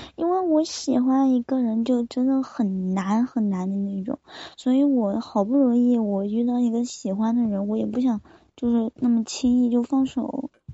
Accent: Chengdu, Sichuan, China; 我成都的

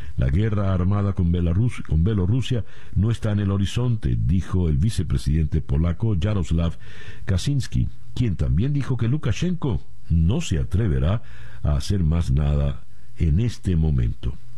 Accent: Venezuela; como venezolano

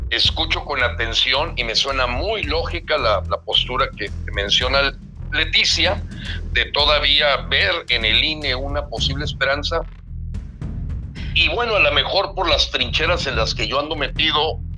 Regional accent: Mexico; como persona, yo te digo y como mexicano, ojalá que así sea.

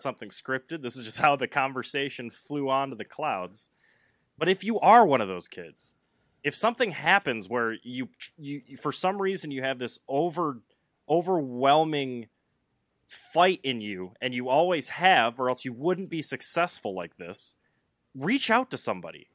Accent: Flint, Michigan, United States; I grew up in the Flint area

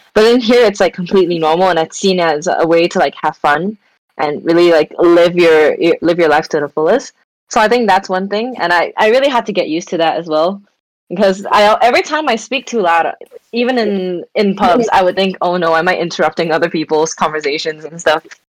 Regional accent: Shanghai, China; I grew up in Shanghai, so we had all four seasons.

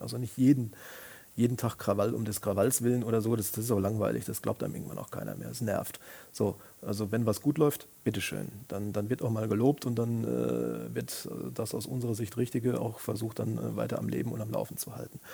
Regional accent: Siegen, North Rhine-Westphalia, Germany; now in Koblenz, Germany; ich bin in meiner Geburtsstadt Siegen schon äh, mit dem Thema Journalismus in Berührung gekommen, als, als Praktikant

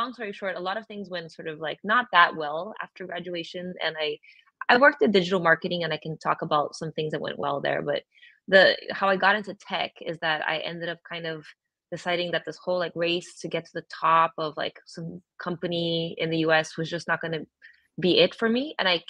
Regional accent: Brazil; moved away as an adult; now in United States; I'm originally from Brazil, born and raised. I was there for 18 years and then I came to the U.S. and I've been back and forth a bunch, but really living in the U.S. for 19 years

